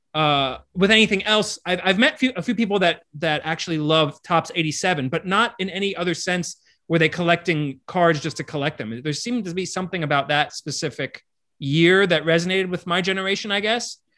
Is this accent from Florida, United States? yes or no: yes; Miami, Florida, United States; I grew up in Miami